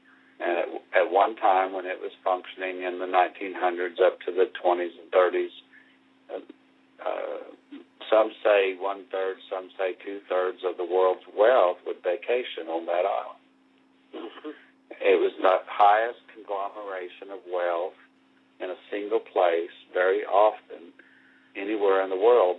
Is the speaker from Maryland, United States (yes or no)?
no; Oklahoma, United States; I'm from Oklahoma. I've learned a lot of Native history, and I have some Native bloodline